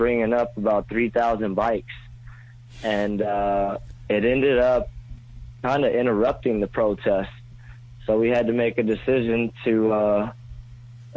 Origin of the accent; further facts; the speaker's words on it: Los Angeles, California, United States; now in New York, United States; I'm from Los Angeles